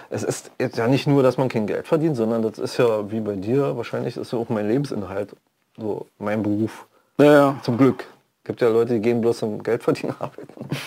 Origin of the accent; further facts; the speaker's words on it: Frankfurt, Brandenburg, Germany; also born or lived in Berlin; Aber du bist eigentlich hier aus der Gegend, ne? Nee, ich bin aus Frankfurt-Oder.